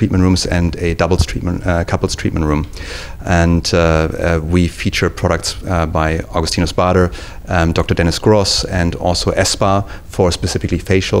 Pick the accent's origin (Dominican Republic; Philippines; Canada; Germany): Germany; moved away as an adult; also born or lived in Maldives / Singapore / Japan; now in New York City, United States; I'm from Germany originally.